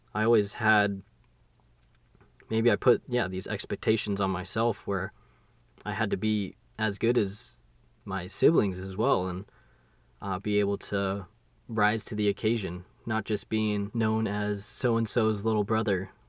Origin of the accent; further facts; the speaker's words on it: Long Beach, California, United States; ended up in Long Beach, California, where, yeah, I was born